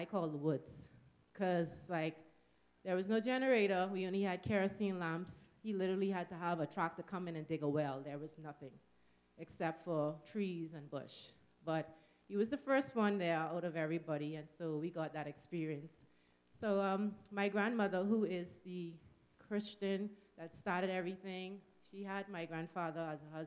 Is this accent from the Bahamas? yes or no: yes; Nassau, New Providence, Bahamas; moved away; we come from the Bahamas, New Providence, which is the main island, or the capital, we call it, known more as Nassau